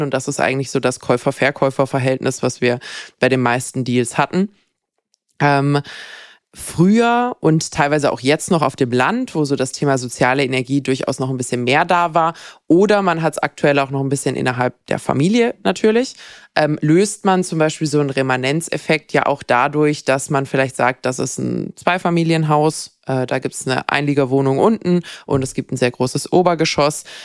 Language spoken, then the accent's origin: German; Bad Wildbad, Baden-Württemberg, Germany; moved away; ich komme ursprünglich auch aus dem Schwarzwald, meine Eltern haben dort ein Haus.